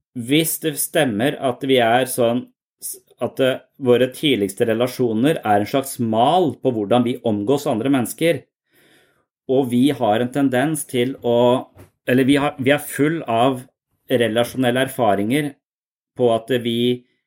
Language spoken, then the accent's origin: Norwegian; Eastern Norway, Norway; moved away as an adult; now in Southern Norway (Sørlandet), Norway; jeg er fra Østlandet